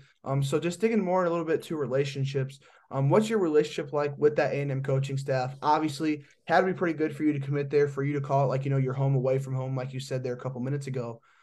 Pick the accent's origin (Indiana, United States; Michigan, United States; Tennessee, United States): Indiana, United States; So I'm not from Texas. I'm from Indiana. I've been to Texas one time.